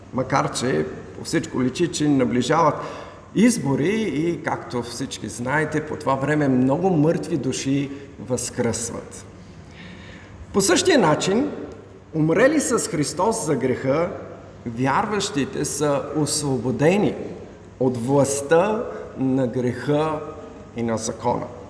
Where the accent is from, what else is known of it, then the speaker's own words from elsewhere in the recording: Bulgaria; Ние като българи сме родени тук в България, имаме българско гражданство.